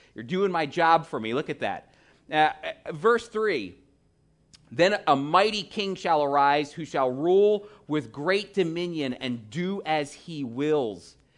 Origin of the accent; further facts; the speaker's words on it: United States; I'm an American